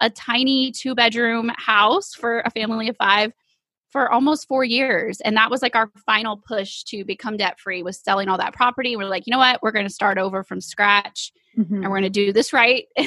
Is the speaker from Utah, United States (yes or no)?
no; East Texas, United States; we are from East Texas.